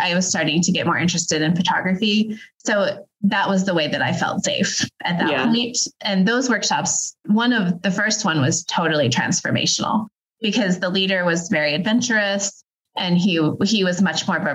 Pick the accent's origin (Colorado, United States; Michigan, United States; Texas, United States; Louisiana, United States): Colorado, United States; Denver; I grew up in the Denver metro area